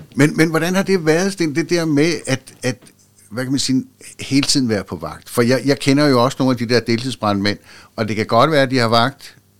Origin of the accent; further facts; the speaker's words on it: Nykøbing Sjælland, Zealand, Denmark; moved away; i Nykøbing Sjælland, hvor jeg voksede op